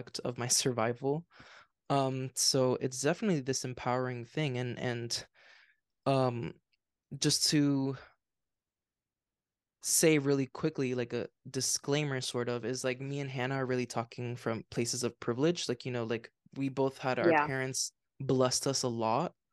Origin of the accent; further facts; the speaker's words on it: Miami, Florida, United States; moved away as an adult; we're both from Miami